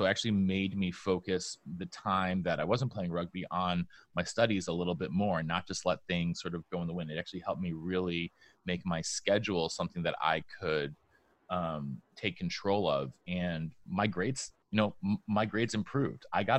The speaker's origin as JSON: {"language": "English", "region": "Vermont", "country": "United States", "tie": "born there", "also_born_or_lived": "New York / Denmark / New Hampshire", "said": "When I was growing up, I was born in Vermont, but we moved to upstate New York. Then we moved to Denmark. Then we moved back to upstate New York. Then we moved to New Hampshire."}